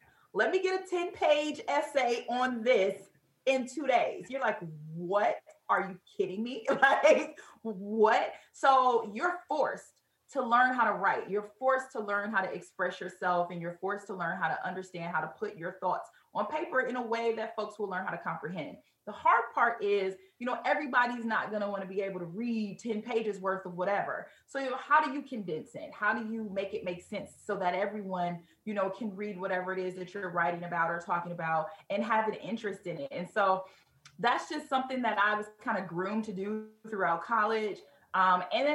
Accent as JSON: {"language": "English", "town": "Detroit", "region": "Michigan", "country": "United States", "tie": "born or raised there", "said": "I am born and raised native of Detroit"}